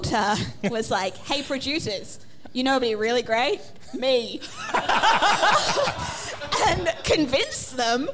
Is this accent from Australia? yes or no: yes; Australia; we're Australian